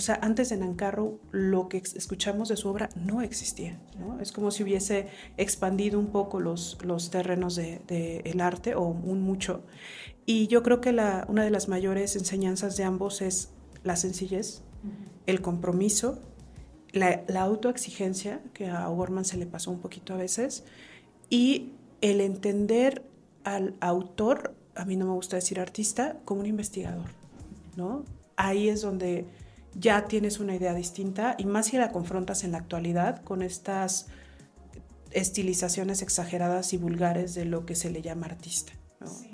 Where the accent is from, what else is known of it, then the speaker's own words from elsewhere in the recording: Mexico; nosotros como mexicanos